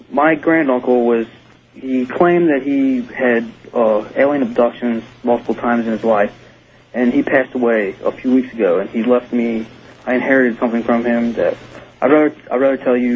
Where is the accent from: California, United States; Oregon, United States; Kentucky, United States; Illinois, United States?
Kentucky, United States; I'm from Kentucky.